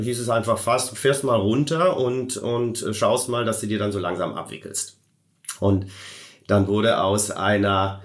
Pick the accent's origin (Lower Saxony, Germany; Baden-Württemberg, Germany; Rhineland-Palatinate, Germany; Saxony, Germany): Rhineland-Palatinate, Germany; Koblenz; Meine Heimatstadt ist nämlich Koblenz